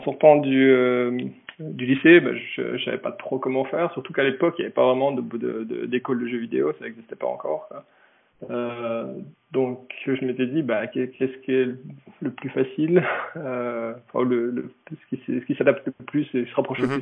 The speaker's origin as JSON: {"language": "French", "town": "Besançon", "region": "Bourgogne-Franche-Comté", "country": "France", "moved": "as an adult", "lives_now": "Japan", "said": "je viens de, Besançon, petite ville dans le, dans le Doubs, en Franche-Comté"}